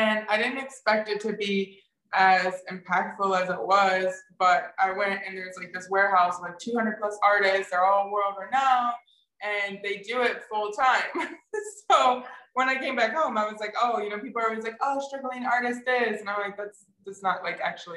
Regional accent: Michigan, United States; also born or lived in Florida / Colorado; I grew up in Michigan. I lived in Florida for a period of time. I was born in Colorado

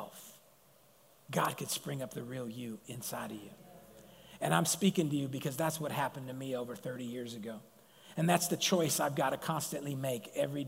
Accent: Sacramento, California, United States; being a Mongolian and being from South Sac

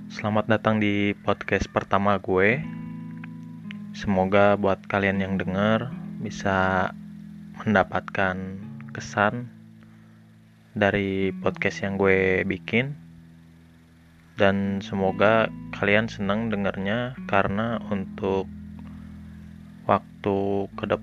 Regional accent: Bandung, West Java, Indonesia; halo, gue orang asli Bandung, warga asli kota Bandung, lahir di Bandung tahun 97, gue anak tunggal.

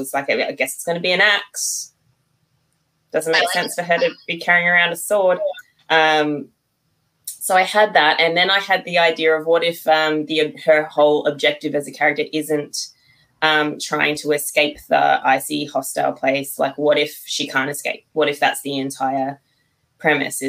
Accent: Australia; I'm from Australia

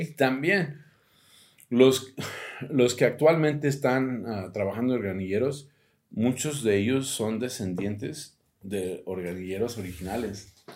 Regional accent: United States; Spanish is a second language; now in Mexico City, Mexico; yo soy de Estados Unidos y, hablo más inglés que español

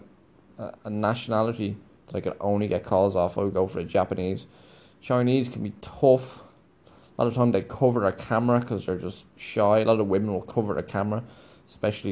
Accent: Ireland; moved away; we're conditioned as Irish people

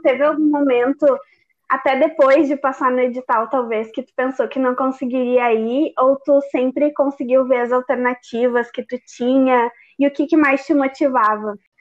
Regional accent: Gaúchos, Rio Grande do Sul, Brazil; nós gaúchos

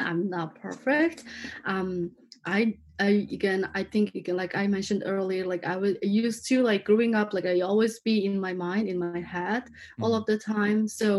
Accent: Mongolia; moved away as an adult; also born or lived in Seattle / San Francisco / Los Angeles; now in Huntington Beach, United States; I'm from Mongolia. I've been living here now. Like, I moved to here like in 2013.

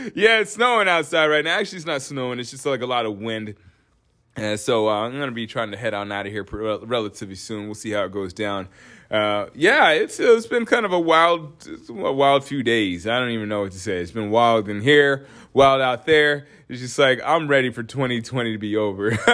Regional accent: Alaska, United States; also born or lived in Northeast US; now in Northeast, United States; I'm from Alaska.

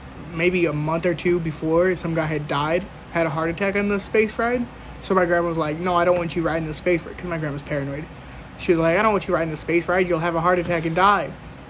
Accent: Monticello, Indiana, United States; When they ask, like, I just say Chicago, because everybody knows where Chicago is. Nobody knows where the fuck Monticello, Indiana is.

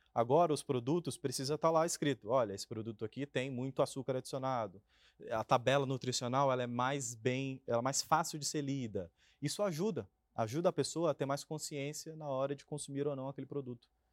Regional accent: Maranhão, Brazil; moved away; Eu venho lá do Maranhão

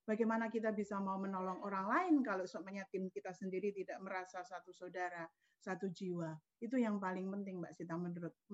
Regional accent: Pacitan, East Java, Indonesia; born there; saya lahir di Pacitan 2 Agustus uh, tahun 1977.

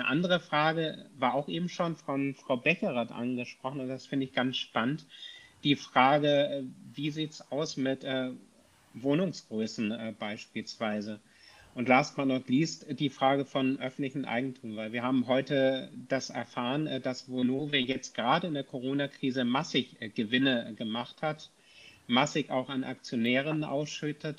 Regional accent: Kiel, Schleswig-Holstein, Germany; ich komme aus Kiel

